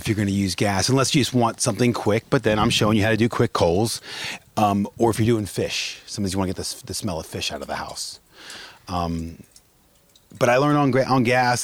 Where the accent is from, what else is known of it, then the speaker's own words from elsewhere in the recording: Maryland, United States; moved away; also born or lived in London / Vail, Colorado; I was born and raised in Maryland, summers in Iowa with my dad's father and his mom.